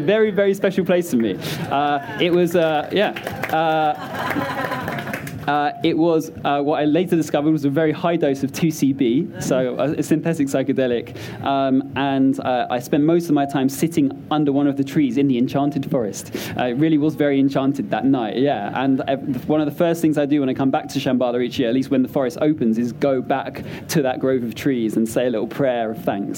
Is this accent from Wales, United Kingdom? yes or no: no; London, United Kingdom; I grew up in South London